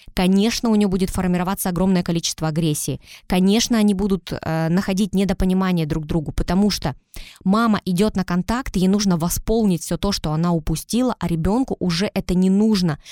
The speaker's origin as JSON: {"language": "Russian", "town": "Tyumen", "region": "Tyumen Oblast", "country": "Russia", "tie": "born or raised there", "also_born_or_lived": "Saint Petersburg", "said": "Мы переехали из Питера, так как жили там, переехали в Тюмень, и вот сейчас э, всю свою сознательную жизнь я живу в Тюмени"}